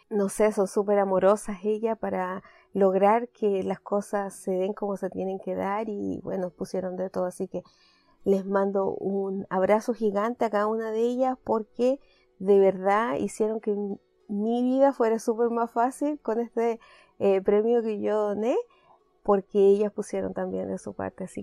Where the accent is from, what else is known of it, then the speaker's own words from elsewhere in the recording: Canada; como buena canadiense que soy, decidí tener temporadas.